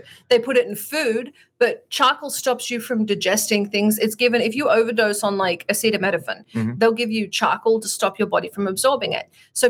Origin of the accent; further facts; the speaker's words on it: Australia; I have a smaller mouth because I'm Australian